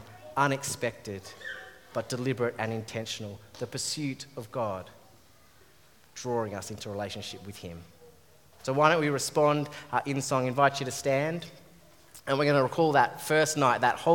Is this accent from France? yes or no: no; Australia; As an Australian-born guy